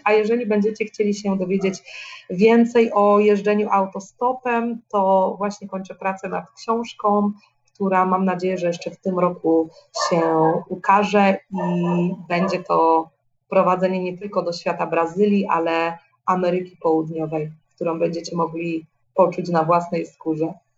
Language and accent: Polish; Poland; moved away; mojego dzieciństwa jeszcze w Polsce